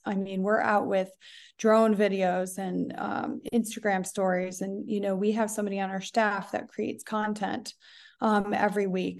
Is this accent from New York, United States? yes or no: yes; Buffalo, New York, United States; moved away as an adult; also born or lived in Scottsdale, Arizona; now in Tulum, Mexico; I'm actually originally from Buffalo, New York